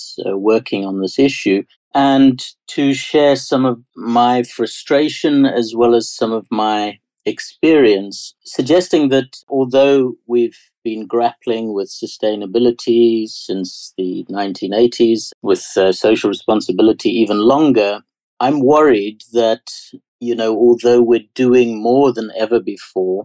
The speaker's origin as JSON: {"language": "English", "country": "South Africa", "accent": "South African", "said": "My strange accent is South African, and I saw that change to democracy"}